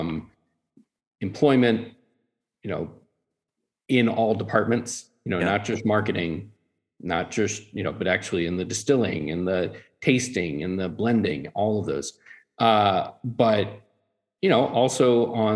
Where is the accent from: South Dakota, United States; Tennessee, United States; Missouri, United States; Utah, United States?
Tennessee, United States; growing up in Tennessee, everyone drinks brown liquor.